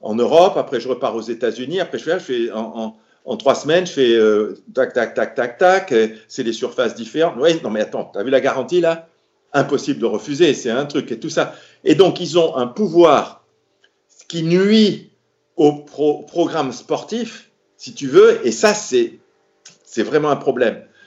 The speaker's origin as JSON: {"language": "French", "town": "Marrakesh", "region": "Marrakesh-Safi", "country": "Morocco", "said": "Je dis Marrakech"}